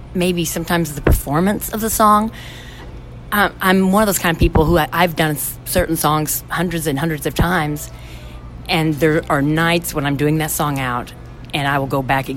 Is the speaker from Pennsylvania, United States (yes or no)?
no; Brighton, Illinois, United States; moved away as an adult; now in Nashville, United States; Brighton, Illinois, originally. It's a very tiny town.